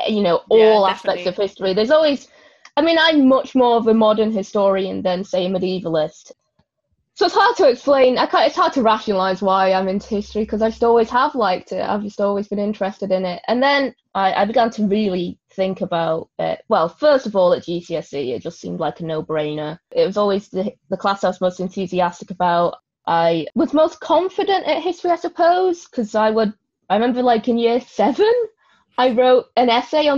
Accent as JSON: {"language": "English", "town": "Manchester", "region": "North West England", "country": "United Kingdom", "said": "I'm from Manchester"}